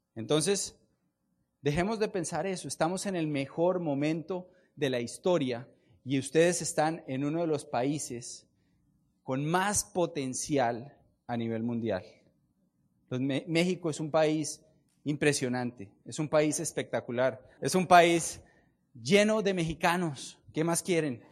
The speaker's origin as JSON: {"language": "Spanish", "country": "Colombia", "said": "Yo vengo de Colombia"}